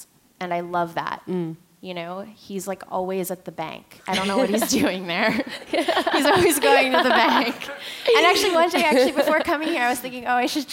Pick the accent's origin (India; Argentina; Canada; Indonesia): Canada; Montreal, Quebec; moved away as an adult; now in New York, United States; growing up in Montreal, I was on student council and was an athlete